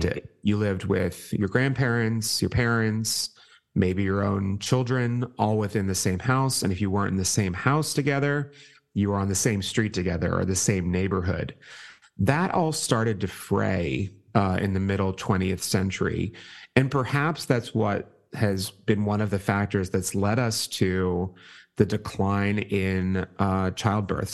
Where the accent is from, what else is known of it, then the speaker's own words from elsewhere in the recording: Pittsburgh, Pennsylvania, United States; moved away as an adult; I'm from Pittsburgh.